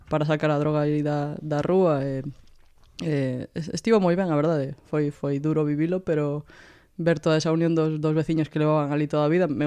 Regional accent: Vigo, Galicia, Spain; eu crecí nos 90, que era un período duro para estar ali, a verdade, moita droga e... Eh, e moitos problemas na rúa, pero pero un barrio moi moi unido, non? Eu vivo no, no Rocío, na, na Rúa do Medio

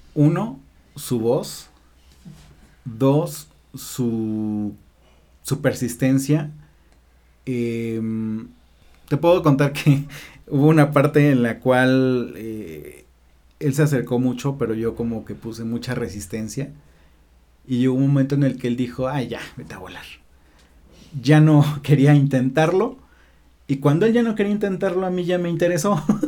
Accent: Puebla, Mexico; En Puebla, en la Cruz Roja

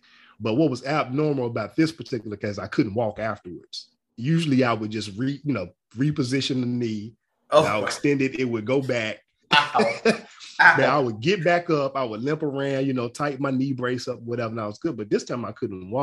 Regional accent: Louisville, Kentucky, United States; moved away as an adult; now in Nashville, United States; I'm originally from Louisville, Kentucky, born and raised in Louisville, Kentucky

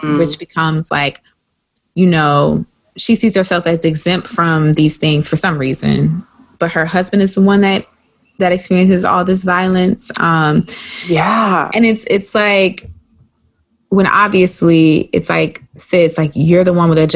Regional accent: South Carolina, United States; growing up in the South

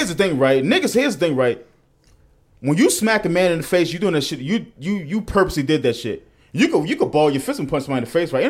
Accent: Texas, United States; That's just how I roll. I'm from Texas.

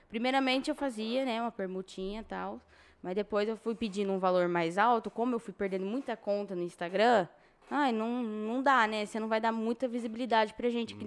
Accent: São José do Rio Preto, São Paulo, Brazil; Sim, nasci aqui em Rio Preto, criada em Rio Preto

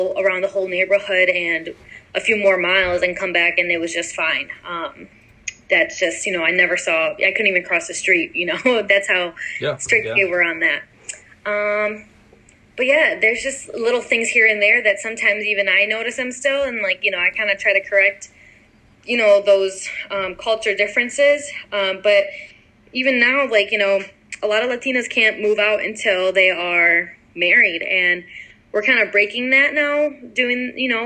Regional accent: United States; growing up in the American culture

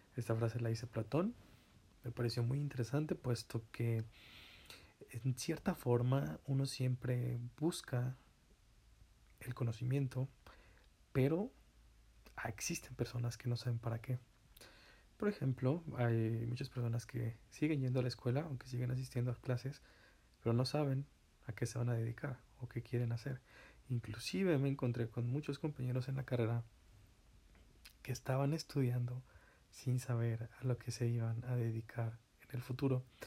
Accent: Zacatlán, Puebla, Mexico; aquí en donde me encuentro, mi tierra natal, Zacatlán de las Manzanas

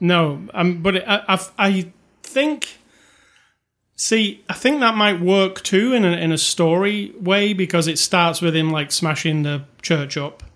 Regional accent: United Kingdom; I'm British

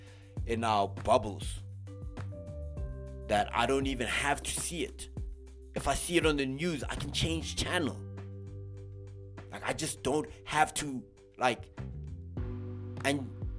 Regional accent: South Africa; our South African brothers and sisters

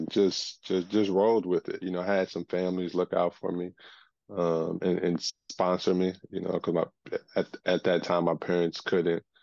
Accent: Edmond, Oklahoma, United States; moved away; born and raised in Edmond, Oklahoma. I'm Nigerian. Parents came over in the 80s

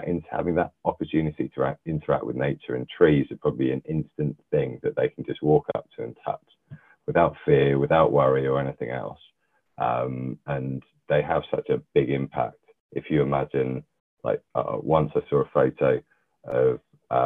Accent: London, United Kingdom; I was born and bred in London, North London.

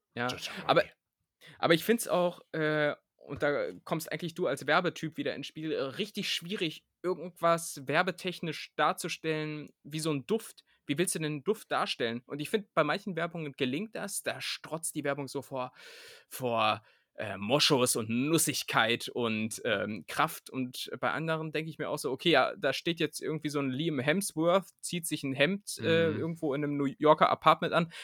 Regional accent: Aerzen, Lower Saxony, Germany; now in Berlin, Germany; da wo ich herkomme, aus Erzen, da wird das so gesagt. Da sagt man nämlich auch Pfannekuchen und nicht Pfannkuchen

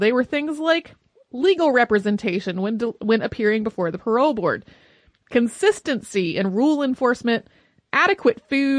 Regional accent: Marion, Massachusetts, United States; now in Newport, United States; I grew up in Marion, Massachusetts, which is the town the captain of the Mary Celeste, Benjamin Briggs, was also from.

